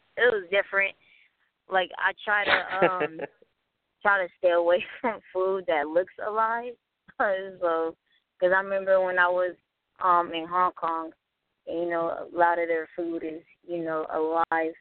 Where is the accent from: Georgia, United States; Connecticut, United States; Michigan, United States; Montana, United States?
Michigan, United States; Detroit; moved away as an adult; I'm from Detroit, so, you know, I had to get away from, you know, the whole gangbanging lifestyle